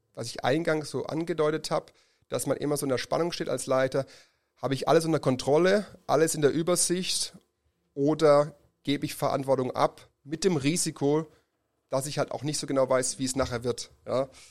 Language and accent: German; Germany; Als Deutsche